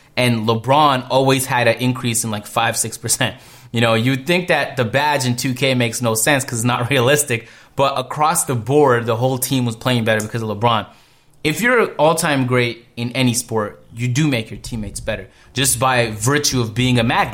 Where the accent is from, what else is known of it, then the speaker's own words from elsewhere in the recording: Canada; I'm from Canada